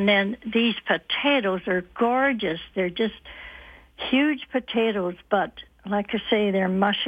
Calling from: Lethbridge, Alberta, Canada; I'm calling from Lethbridge.

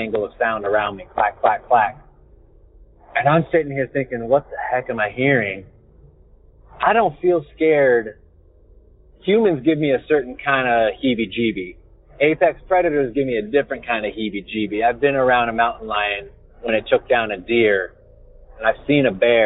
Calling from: Southern Oregon, United States; I'm calling you from Southern Oregon

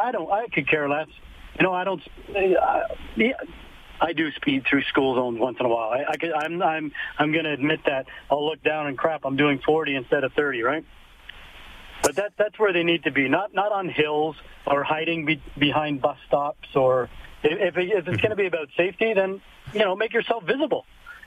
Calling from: Lethbridge, Alberta, Canada; I'm calling from Lethbridge.

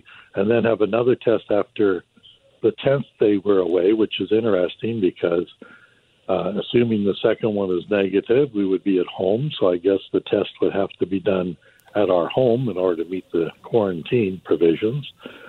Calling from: Palm Desert, California, United States; I'm in the fortunate position that I'm a snowbird. I'm calling you from Palm Desert.

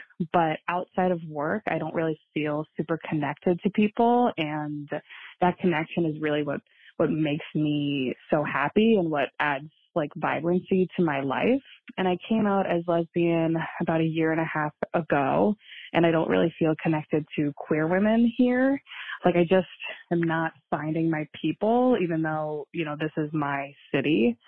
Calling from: Minnesota, United States; I am from Minnesota

